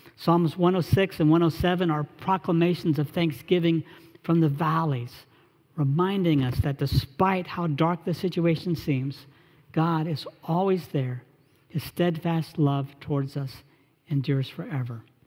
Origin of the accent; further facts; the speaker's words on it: Charlotte, North Carolina, United States; an internship with an engineering firm back in my hometown in Charlotte